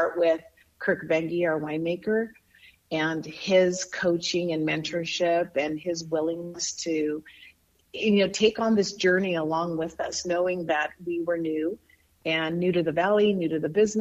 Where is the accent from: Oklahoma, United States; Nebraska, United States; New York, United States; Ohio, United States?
Nebraska, United States; Bayard; moved away as an adult; also born or lived in San Diego, California; now in California, United States; I grew up in Nebraska, a small community of 1,200 people, western part of Nebraska called Baird